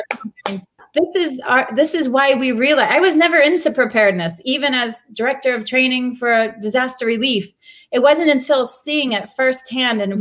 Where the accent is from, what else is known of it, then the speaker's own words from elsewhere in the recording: Texas, United States; moved away as an adult; also born or lived in Haiti; now in Jerusalem, Israel; I come from Texas